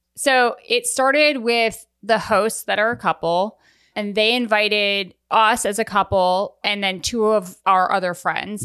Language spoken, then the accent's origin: English; Newport, Rhode Island, United States; also born or lived in Vermont; I grew up in Newport, Rhode Island, and my dad lived in Vermont, and I would go back and forth